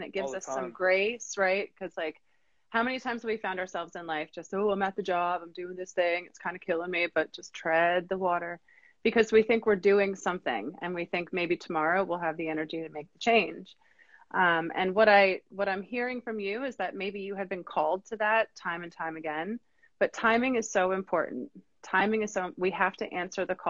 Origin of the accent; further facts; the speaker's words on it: Wilmington, North Carolina, United States; We're from Wilmington, North Carolina